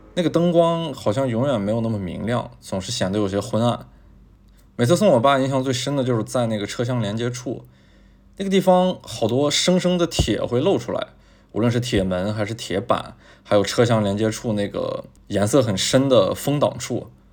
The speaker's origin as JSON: {"language": "Chinese", "town": "Taiyuan", "region": "Shanxi", "country": "China", "tie": "born or raised there", "also_born_or_lived": "Beijing", "moved": "yes", "said": "我从小呢是在山西省的太原市长大的，而且我们家就在银子大街的边儿上"}